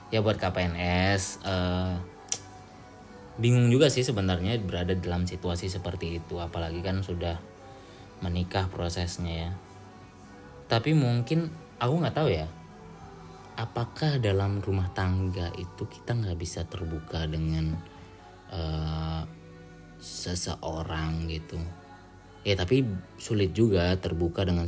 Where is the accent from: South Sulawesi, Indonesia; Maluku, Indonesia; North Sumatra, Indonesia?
North Sumatra, Indonesia; Medan; betul aku juga orang Medan ya jadi bukan kasar tapi lebih ke apa ya kita emang belak belakan aja